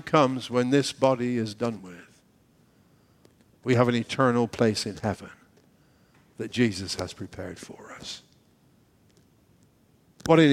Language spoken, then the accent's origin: English; United Kingdom; moved away; we're British